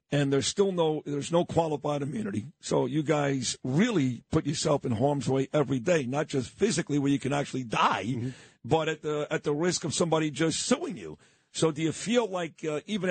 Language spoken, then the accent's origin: English; New York City, New York, United States; I grew up on East 22nd in Quentin